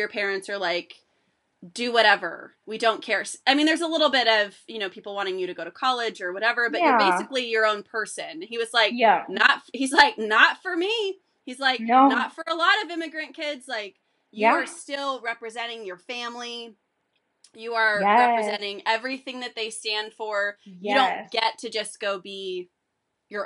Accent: Vacaville, California, United States; I'm from Vacaville

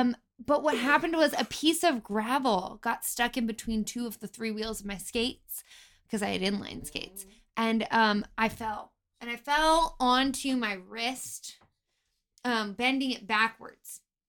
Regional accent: the South, United States; I actually did grow up in the South.

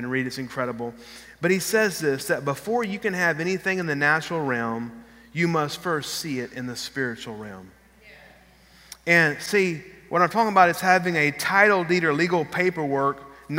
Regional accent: Texas, United States; moved away as an adult; also born or lived in Lafayette, Louisiana; We're from Texas

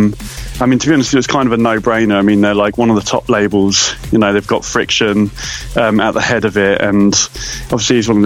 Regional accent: Brighton, South East England, United Kingdom; Brighton, which is my hometown

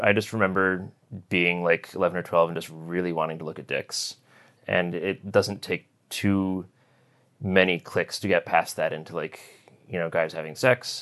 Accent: Connecticut, United States; now in New York City, United States; I grew up in Connecticut, sort of the northwest corner of the state

